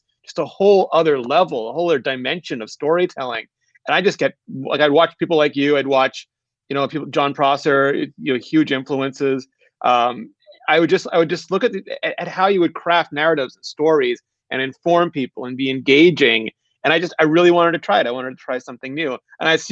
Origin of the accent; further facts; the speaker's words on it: Canada; I'm Canadian